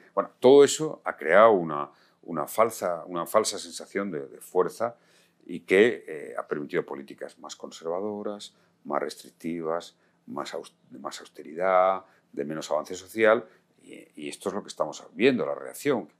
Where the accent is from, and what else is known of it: Spain